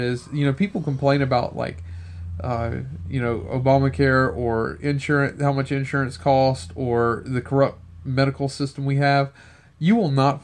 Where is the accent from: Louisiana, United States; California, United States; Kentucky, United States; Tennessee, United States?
Louisiana, United States; Cajun; I'm Cajun